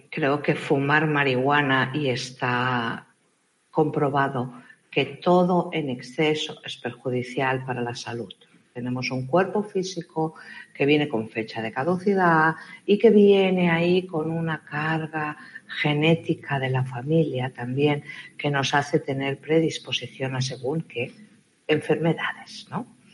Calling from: Argentina

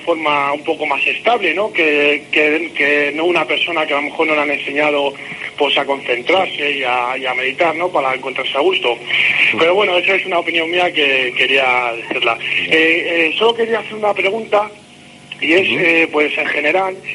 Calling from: Madrid, Community of Madrid, Spain; Yo te llamo aquí de Madrid.

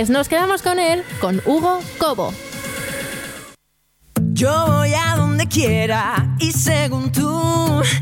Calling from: Barcelona, Catalonia, Spain; Hola, buenas tardes. … de Barcelona

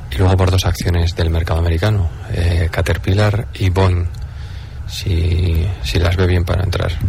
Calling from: Madrid, Community of Madrid, Spain; de Madrid.

